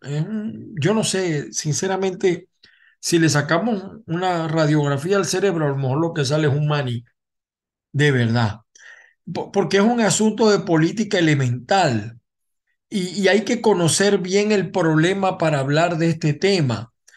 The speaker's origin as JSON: {"language": "Spanish", "country": "Venezuela", "moved": "as an adult", "lives_now": "United States", "said": "los que estamos fuera de Venezuela"}